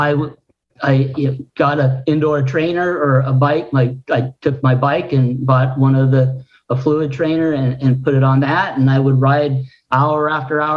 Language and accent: English; Juneau, Alaska, United States; I grew up in Alaska